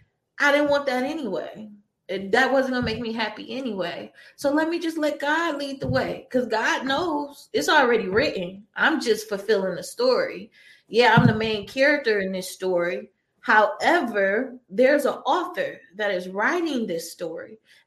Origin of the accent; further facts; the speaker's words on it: Detroit, Michigan, United States; now in Santa Monica, United States; when I tell people that I came from Detroit and I moved to Santa Monica, California, one of the most beautiful places in the world, right off the beach